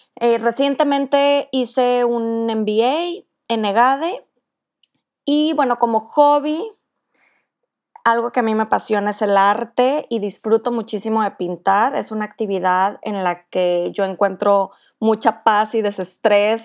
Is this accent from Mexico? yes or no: yes; Monterrey, Nuevo León, Mexico; soy de Monterrey